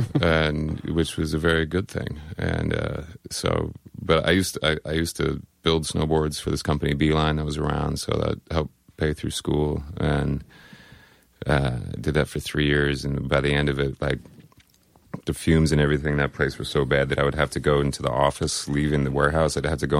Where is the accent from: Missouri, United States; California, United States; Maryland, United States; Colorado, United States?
Colorado, United States; also born or lived in Oslo, Norway / Washington / Tampa, Florida; So I was born in Oslo, Norway. And then I was there for 18 months. And then we'd be out in Washington for a few years. Then Tampa, Florida for a few years. And then Colorado. Went to high school, finished college in Colorado.